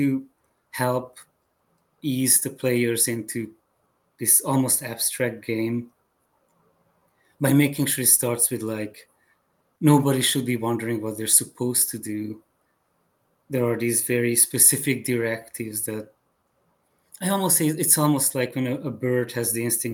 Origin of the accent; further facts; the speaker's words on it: Hungary; English is a second language; moved away as an adult; also born or lived in Chicago, United States; now in United States; When I was growing up in Hungary